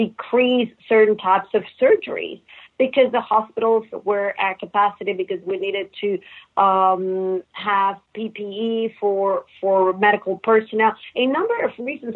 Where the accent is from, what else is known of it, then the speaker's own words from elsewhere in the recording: Mexico; moved away as an adult; also born or lived in Netherlands / St. Louis / Texas; now in United States; I was born and raised in Mexico